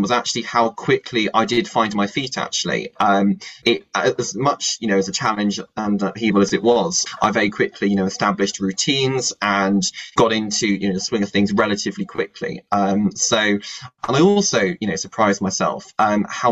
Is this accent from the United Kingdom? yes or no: yes; Bristol, South West England, United Kingdom; moved away as an adult; also born or lived in Cambridge; now in Madrid, Spain; I come from Bristol